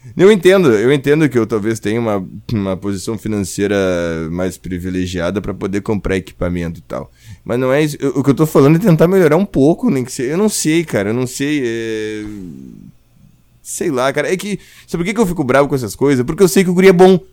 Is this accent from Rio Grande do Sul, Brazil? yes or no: yes; Rio Grande do Sul, Brazil; eu sou gaúcho